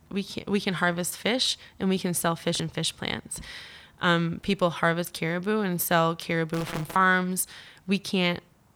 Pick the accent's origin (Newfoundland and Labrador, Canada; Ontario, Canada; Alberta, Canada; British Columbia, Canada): Newfoundland and Labrador, Canada; and so I'm from Labrador, which we have a lot more meat from